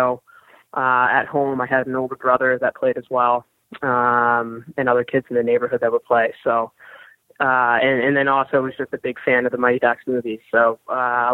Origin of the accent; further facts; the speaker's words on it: Philadelphia, Pennsylvania, United States; I grew up in Philly